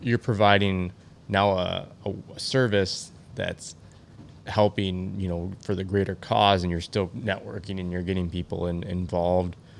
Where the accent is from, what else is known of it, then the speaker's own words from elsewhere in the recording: Michigan, United States; born and raised in Michigan